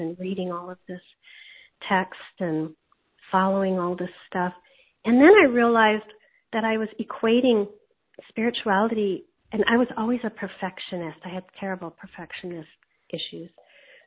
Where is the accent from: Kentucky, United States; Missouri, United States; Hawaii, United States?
Hawaii, United States; I grew up in Hawaii